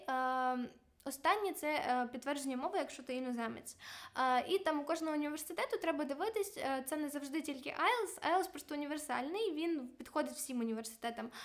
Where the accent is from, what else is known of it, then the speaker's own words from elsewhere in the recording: Ukraine; moved away as an adult; now in Glasgow, United Kingdom; я взагалі з України, і в мене нема таких грошей